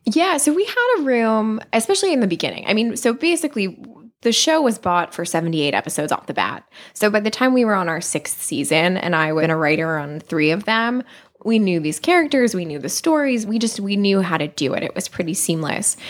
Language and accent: English; New Hope, Pennsylvania, United States; moved away as an adult; now in Los Angeles, United States; I am from New Hope, Pennsylvania, which is a small town outside of Philadelphia